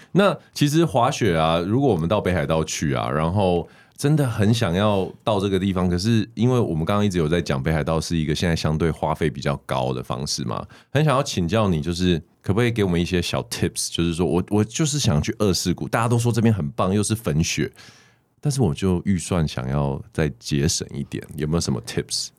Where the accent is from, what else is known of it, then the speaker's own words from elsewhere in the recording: Taiwan; 我们台湾人